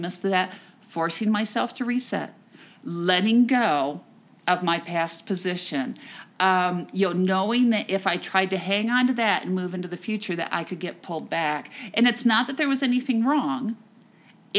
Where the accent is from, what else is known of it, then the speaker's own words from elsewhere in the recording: New Jersey, United States; I'm from New Jersey